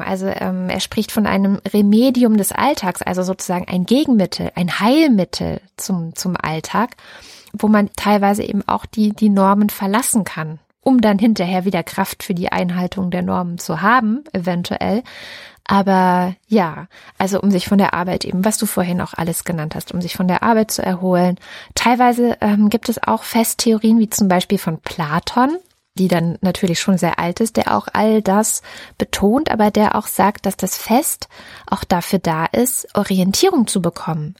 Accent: Baden-Württemberg, Germany; in Baden-Württemberg zur Schule gegangen

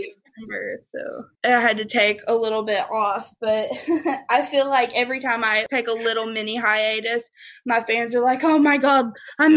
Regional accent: the South, United States; growing up in the South

